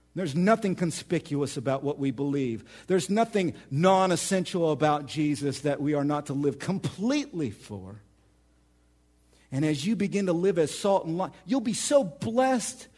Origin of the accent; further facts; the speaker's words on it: Oklahoma, United States; moved away as an adult; now in central Illinois, United States; I'm from Oklahoma